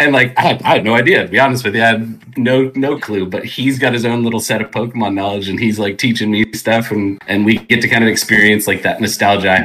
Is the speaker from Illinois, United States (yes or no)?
no; California, United States; moved away as an adult; also born or lived in Texas; I born and raised in California, went to school here, and then moved out there just on a whim